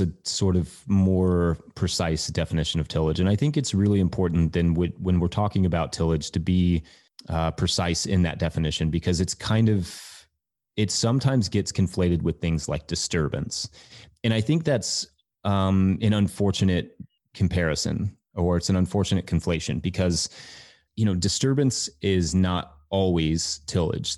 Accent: Richmond, Kentucky, United States; also born or lived in Colorado; I was born in Colorado, but I grew up in Kentucky.

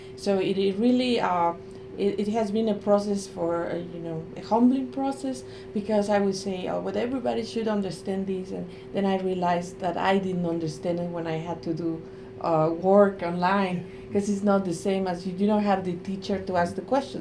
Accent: Mexico; English is a second language; moved away as an adult; now in United States; I come from Mexico

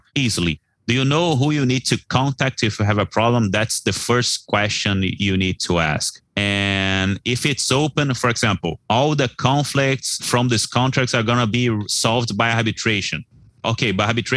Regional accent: Brazil; Reais is our currency here in Brazil.

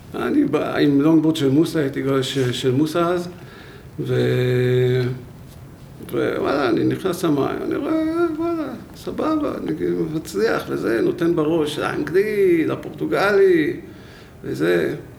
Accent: Beit Herut, Central District, Israel; גדלתי בבית חרות

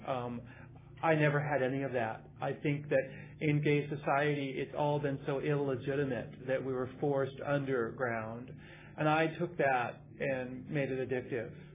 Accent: Midwest, United States; now in California, United States; it was a dangerous place growing up in the Midwest being gay. Um, I came, moved out to California

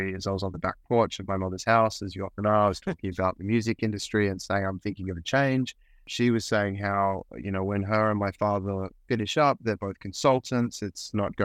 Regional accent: Australia; accent: Australian; I was a musician touring the country in Australia. You can probably hear my accent.

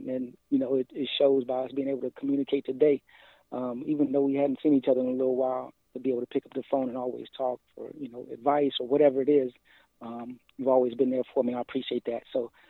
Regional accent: Slidell, Louisiana, United States; also born or lived in Dover, Delaware; So my dad was in the Air Force. So I was born in Dover Air Force Base in Dover, Delaware. But grew up, I claim Louisiana, man. I started second grade in Slidell, Louisiana, which is just north of New Orleans.

